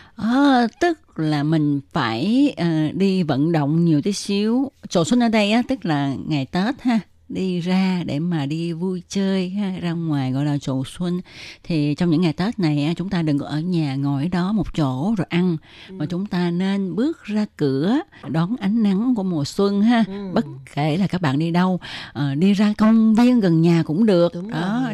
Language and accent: Vietnamese; Vietnam; now in Taiwan